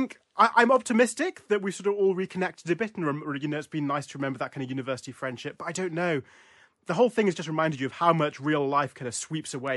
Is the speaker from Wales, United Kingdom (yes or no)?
no; Newcastle upon Tyne, North East England, United Kingdom; now in London, United Kingdom; I grew up in Newcastle